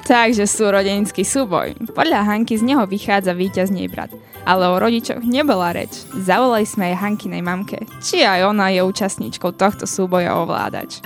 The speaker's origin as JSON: {"language": "Slovak", "region": "eastern Slovakia", "country": "Slovakia", "said": "o polievke sa u nás na východe stretneme aj s bobalkami"}